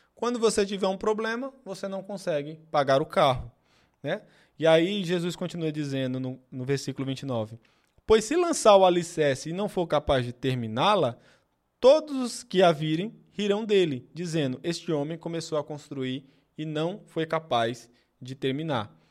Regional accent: Pernambuco, Brazil; moved away; Eu sou pernambucano e venho do interior

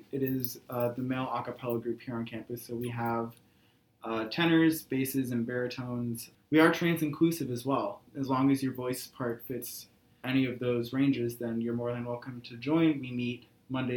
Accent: Jay, New York, United States; I hail from Jay, New York, which is in the Lake Placid area

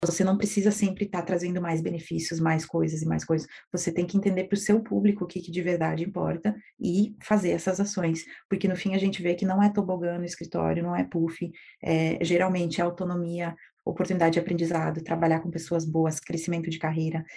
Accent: Erechim, Rio Grande do Sul, Brazil; Eu sou de Erechim, do interior do Rio Grande do Sul, e os meus pais tinham uma pequena empresa de construção civil. E então eu cresci no meio desse ambiente de empreendedorismo

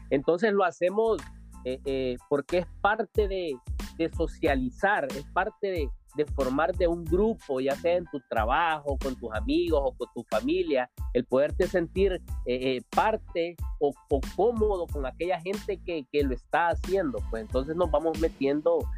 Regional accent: Tegucigalpa, Francisco Morazán, Honduras; now in Louisiana, United States; Oh, yo soy de Tegucigalpa.

